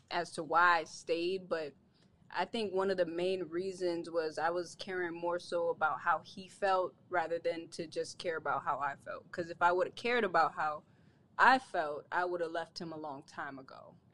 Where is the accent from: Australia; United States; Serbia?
United States; Orlando, Florida; I'm from Florida.